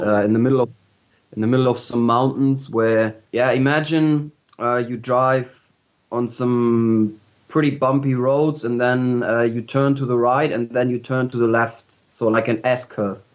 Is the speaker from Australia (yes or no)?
no; Hamburg, Germany; I'm originally from Hamburg, and I've been growing up in Hamburg as well